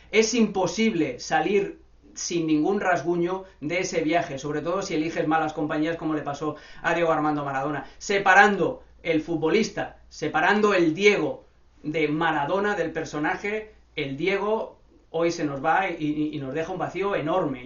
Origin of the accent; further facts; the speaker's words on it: Barcelona, Catalonia, Spain; yo crecí, nací en Barcelona.